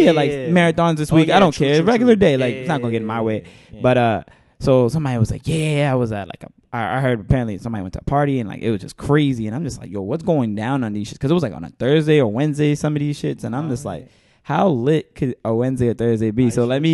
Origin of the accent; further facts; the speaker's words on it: New York City, New York, United States; but you know me. I'm from Bed-Stuy. We refer to them the gals.